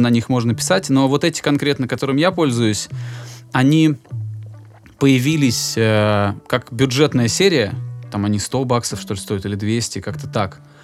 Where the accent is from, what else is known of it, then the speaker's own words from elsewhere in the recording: Volgograd, Volgograd Oblast, Russia; я, я сам из Волгограда